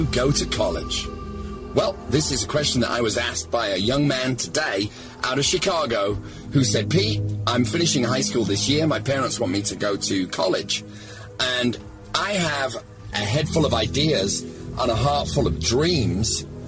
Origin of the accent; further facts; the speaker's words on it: United Kingdom; now in Los Angeles, United States; I'm British living